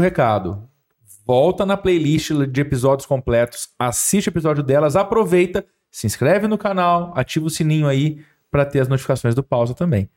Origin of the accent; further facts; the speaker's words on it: Ribeirão Preto, São Paulo, Brazil; moved away as an adult; now in Franca, Brazil; eu sou de Ribeirão Preto, né? Sim. né? Vim para Franca em 2018